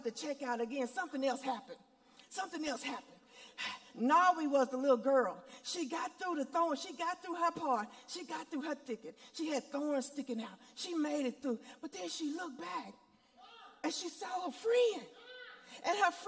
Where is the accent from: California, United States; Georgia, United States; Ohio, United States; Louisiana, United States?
Louisiana, United States; Monroe; I grew up in Monroe, Louisiana at Deuteronomy Missionary Baptist Church.